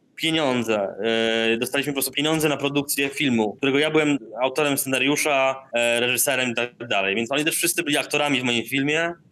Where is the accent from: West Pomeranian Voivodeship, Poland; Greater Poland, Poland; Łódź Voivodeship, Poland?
West Pomeranian Voivodeship, Poland; Darłowo; moved away; also born or lived in Indonesia; Ja pochodzę z Darłowa, tam e, uczęszczałem do liceum imienia Stefana Żeromskiego